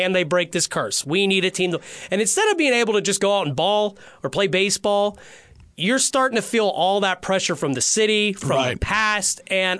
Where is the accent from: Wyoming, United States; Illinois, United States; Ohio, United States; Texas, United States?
Ohio, United States; Cleveland; I'm from Cleveland